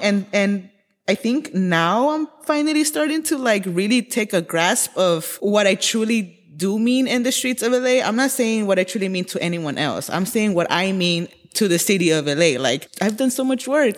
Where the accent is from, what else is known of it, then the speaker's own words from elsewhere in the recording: Los Angeles, California, United States; I am born and raised in Koreatown, Los Angeles.